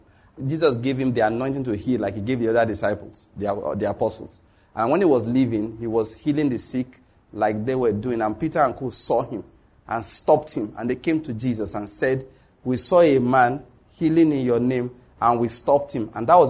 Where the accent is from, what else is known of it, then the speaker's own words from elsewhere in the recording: Nigeria; I'm a Christian from Nigeria.